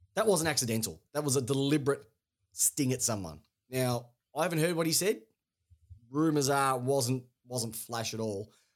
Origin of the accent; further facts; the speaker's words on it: Melbourne, Victoria, Australia; We're from Melbourne